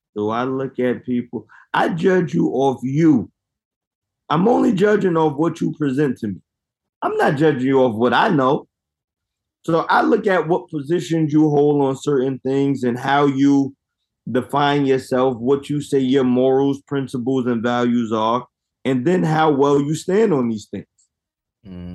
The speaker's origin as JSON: {"language": "English", "country": "United States", "said": "I am American black, descendant of slaves"}